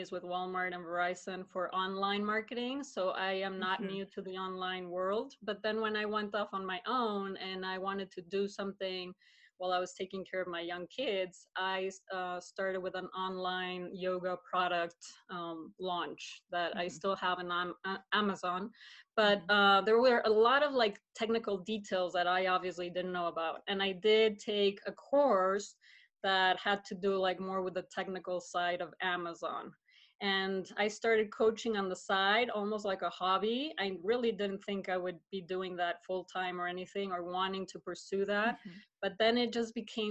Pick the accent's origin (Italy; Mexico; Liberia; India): Mexico; Mexico City; now in Colorado, United States; I was born and raised in Mexico City, and I moved to the States 15 years ago